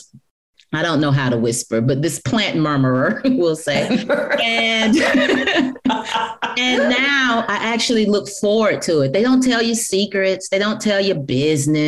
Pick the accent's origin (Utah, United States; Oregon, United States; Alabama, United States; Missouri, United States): Alabama, United States; Black Belt region of; I was raised in the Black Belt region of Alabama